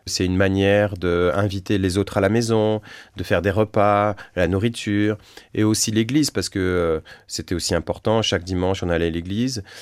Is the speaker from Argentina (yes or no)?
no; France; On avait chez nous, en France, une méthode qui s'appelle la méthode rose.